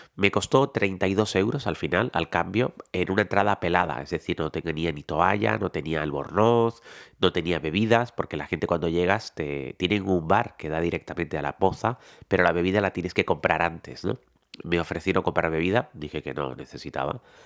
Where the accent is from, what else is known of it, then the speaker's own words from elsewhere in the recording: Tenerife, Canary Islands, Spain; soy tinerfeño